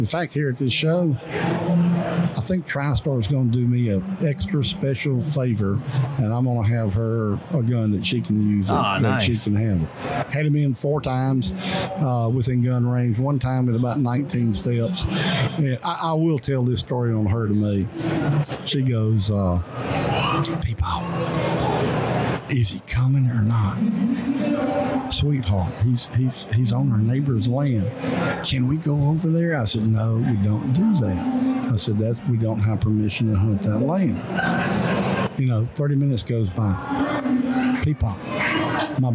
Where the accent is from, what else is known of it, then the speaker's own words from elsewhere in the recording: Mississippi, United States; my home state, in the state of Mississippi